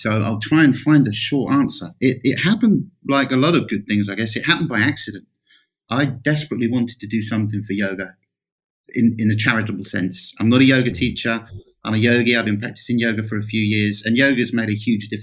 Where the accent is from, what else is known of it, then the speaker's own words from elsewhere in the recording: rural England, United Kingdom; my local studio in my hometown in rural England